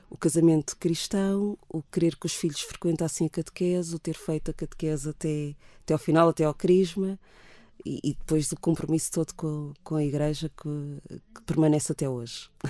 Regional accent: Amora, Setúbal, Portugal; Eu cresci, cresço com raízes são tomenses na Amora na época, anos 70, quando os meus pais lá chegaram

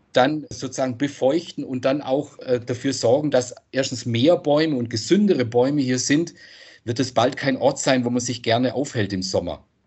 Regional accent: Freiburg, Baden-Württemberg, Germany; ich komme aus Freiburg, da gibt es diese Bächle

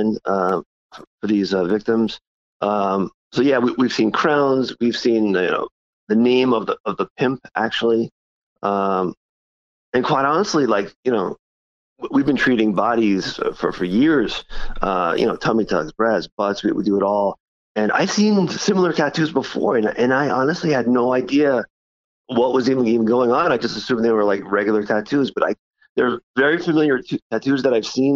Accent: Dix Hills, New York, United States; also born or lived in Brooklyn, New York / Penn State, Pennsylvania / Stony Brook, New York; I was born and raised in Brooklyn. And we moved out to Long Island, probably around 5-6 years old. And then, I grew up in Dix Hills

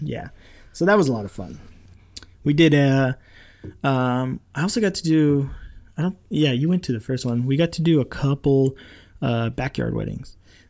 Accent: Rancho Cucamonga, California, United States; I did another backyard wedding that took me back to my hometown where I grew up in Rancho Cucamonga.

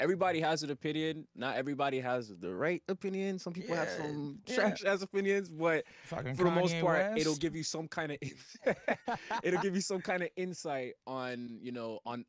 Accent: Toronto, Ontario, Canada; Somebody who, like, I'm from Toronto, Canada, and as someone who grew up listening to a lot of West Coast hip-hop, West Coast hip-hop raised me.

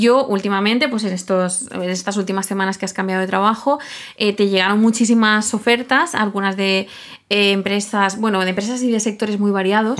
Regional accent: Catalonia, Spain; los dos somos catalanes

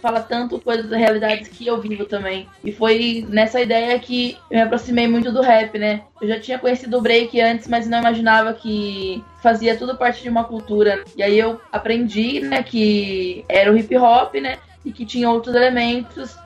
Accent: São Carlos, São Paulo, Brazil; eu sou do interior de São Paulo, numa cidade chamada São Carlos

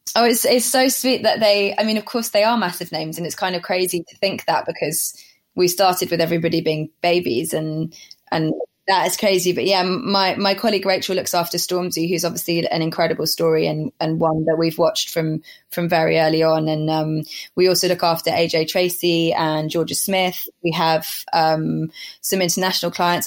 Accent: Somerset, South West England, United Kingdom; now in London, United Kingdom; I grew up in Somerset

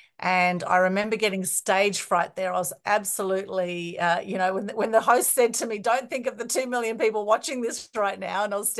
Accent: Sydney, New South Wales, Australia; we were in a fairly small house in Sydney where we grew up in the Northern Beaches.

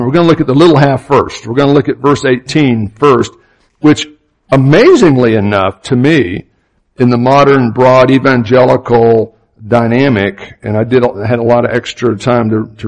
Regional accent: Opa-locka, Florida, United States; I grew up in Opa-locka, Florida, which is a suburb of Miami

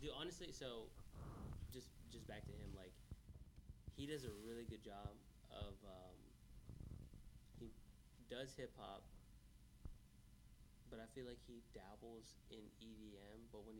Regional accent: Ohio, United States; See, I grew up in Ohio

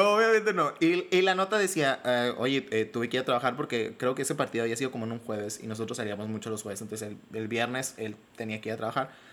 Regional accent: Sonora, Mexico; soy de Sonora, soy de Sonora, aunque no parezca, soy de Sonora

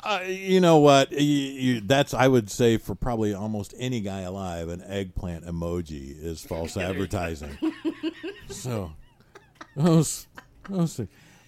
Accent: Michigan, United States; So I'm from Michigan. I say you guys.

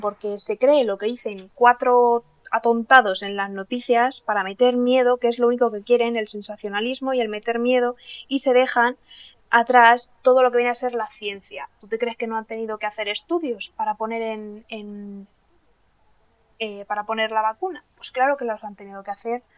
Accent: Castilla-La Mancha, Spain

